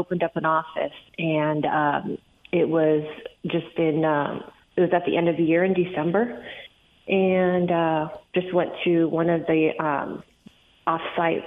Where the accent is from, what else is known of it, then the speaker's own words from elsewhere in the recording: Arizona, United States; I grew up in Arizona